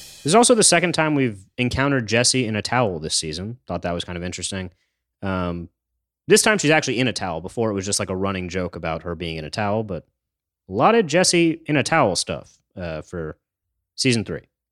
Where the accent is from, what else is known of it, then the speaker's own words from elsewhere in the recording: New York, United States; I'm from New York.